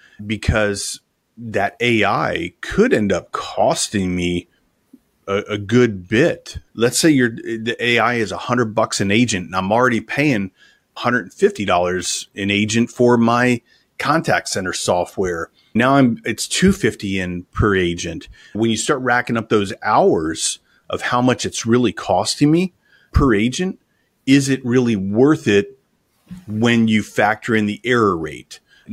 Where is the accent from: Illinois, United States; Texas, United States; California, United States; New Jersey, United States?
California, United States; Los Angeles; accent: Los Angeles; That's going to be a lot different than my true Los Angeles accent or my New York accent.